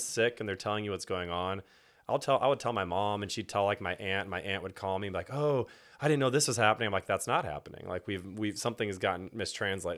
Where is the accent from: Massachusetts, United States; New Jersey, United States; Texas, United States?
Texas, United States; Houston; now in Fort Worth, United States; I grew up in Houston and was born into a Christian home